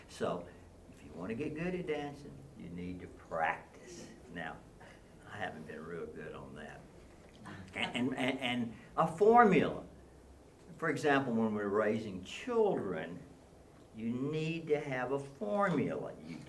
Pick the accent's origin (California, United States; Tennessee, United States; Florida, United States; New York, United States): Tennessee, United States; Nashville; I grew up in Nashville in the Green Hills area